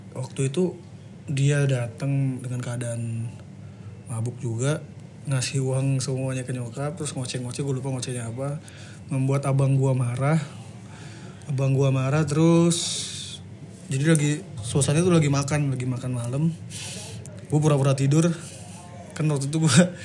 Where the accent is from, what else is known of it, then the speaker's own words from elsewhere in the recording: Bekasi, West Java, Indonesia; also born or lived in Cianjur; numpang lahir doang kayaknya. Karena nyokap kan orang Cianjur. Terus tinggalnya di Bekasi sih udah lah. Sampai sekarang sih 20 tahun lebih